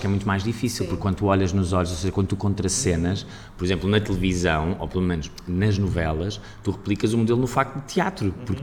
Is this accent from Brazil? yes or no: no; Aveiro, Centro, Portugal; moved away as an adult; also born or lived in Lisbon; de onde eu sou, de onde eu cresci